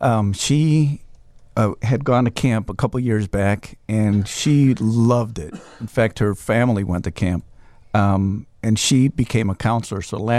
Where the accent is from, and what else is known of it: Chicago, Illinois, United States; born or raised there; also born or lived in Mexico